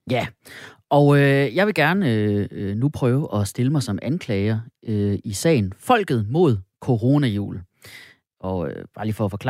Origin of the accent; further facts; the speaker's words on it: Funen, Southern Denmark, Denmark; Jeg er også fra Fyn